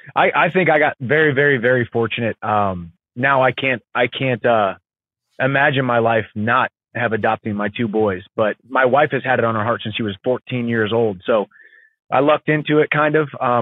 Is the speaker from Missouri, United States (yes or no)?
yes; a small town south of St. Louis, Missouri, United States; now in Nashville, United States; I grew up in the woods in a small town south of St. Louis, Missouri